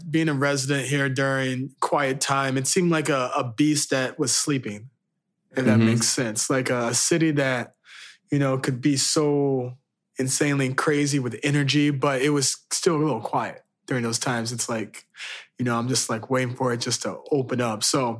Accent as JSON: {"language": "English", "town": "Chicago", "region": "Illinois", "country": "United States", "lives_now": "New York, United States", "said": "So as many of you guys know, I came from Chicago to New York and moving over here"}